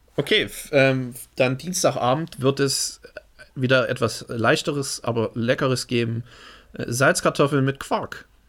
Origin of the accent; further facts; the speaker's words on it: Germany; Ich bin Deutscher.